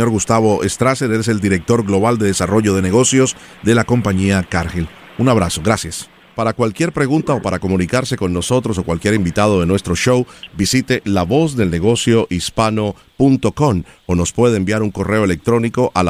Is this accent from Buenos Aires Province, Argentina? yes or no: no; Rosario, Santa Fe, Argentina; first language Spanish; moved away as an adult; now in United States; Soy de Rosario, en, Argentina.